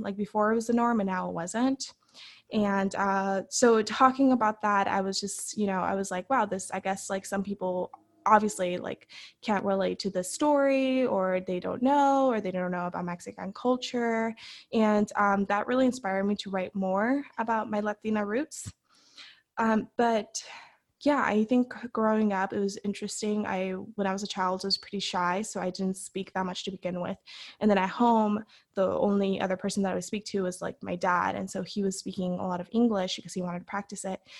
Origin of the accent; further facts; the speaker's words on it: San Fernando, California, United States; I grew up in San Fernando in the San Fernando Valley in the city of San Fernando here in California